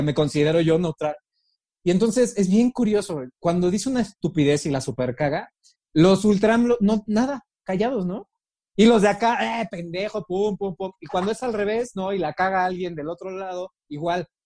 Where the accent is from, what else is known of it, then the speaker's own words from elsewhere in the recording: Mexico; como mexicanos